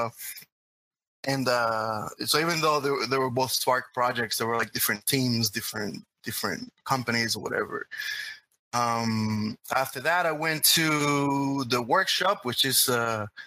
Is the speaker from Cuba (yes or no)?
yes; Cuba; accent: Cuban; English is a second language; moved away; also born or lived in Florida; originally from Cuba, and this is why I speak so funny. And this is more like the real accent